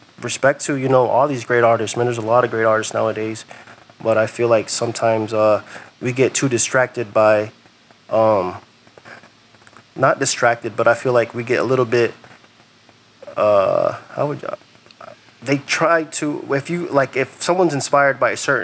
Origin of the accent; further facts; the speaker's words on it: Florida, United States; growing up in Florida